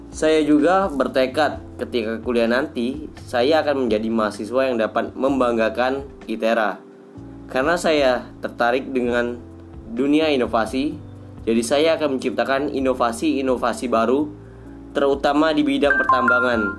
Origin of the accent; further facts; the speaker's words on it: Lahat, South Sumatra, Indonesia; born there; Saya lahir di Lahat, Sumatera Selatan, tepatnya 5 April 2002.